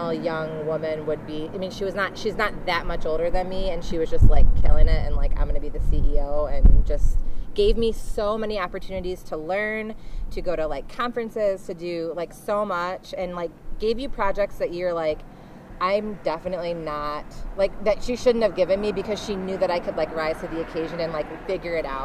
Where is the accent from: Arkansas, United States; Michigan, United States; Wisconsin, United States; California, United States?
Michigan, United States; Battle Creek; moved away as an adult; also born or lived in Lansing, Michigan; now in Alpena, United States; I'm originally from Battle Creek, which is southwest Michigan